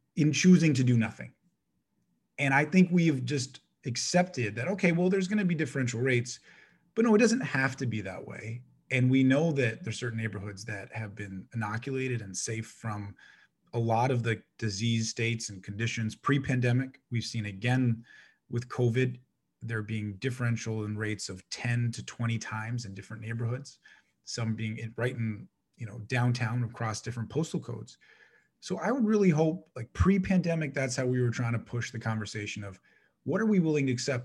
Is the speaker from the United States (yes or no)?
no; Toronto, Ontario, Canada; I was born in Saint Jamestown, which is right across the street from Rosedale. Folks were in Toronto. I was on Rose Avenue